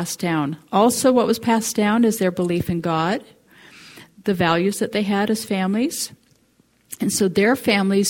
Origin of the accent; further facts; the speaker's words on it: Coeur d'Alene, Idaho, United States; also born or lived in England; I grew up in Coeur d'Alene, but came to this area